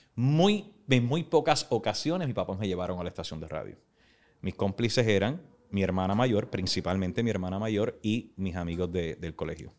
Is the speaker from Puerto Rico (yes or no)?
yes; Puerto Rico; moved away; somos latinos, somos puertorriqueños